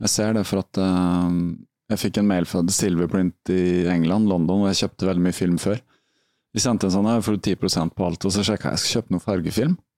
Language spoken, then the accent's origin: Norwegian; Halden, Østfold, Norway; also born or lived in Rykkinn, Bærum; jeg er egentlig fra Fredrikshals